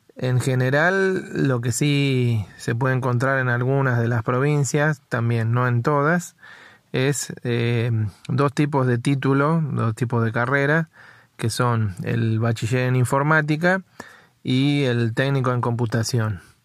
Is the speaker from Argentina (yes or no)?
yes; Buenos Aires, Argentina; yo soy de Capital Federal